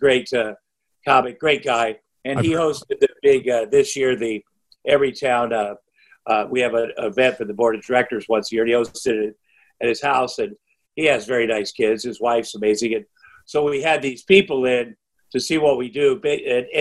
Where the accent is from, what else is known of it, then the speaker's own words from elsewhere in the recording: Iowa, United States; growing up in Iowa. I have 4 younger brothers. We grew up on a farm